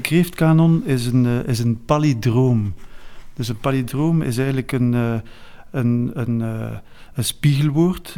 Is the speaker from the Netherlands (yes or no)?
no; Flanders, Belgium; wij als Vlaming